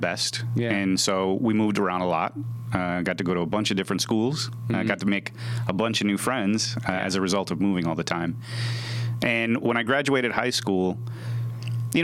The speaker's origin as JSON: {"language": "English", "town": "Chicago", "region": "Illinois", "country": "United States", "tie": "born or raised there", "also_born_or_lived": "Idaho Falls, Idaho / Kentucky", "said": "I spent most of my youth growing up in the north suburbs of Chicago"}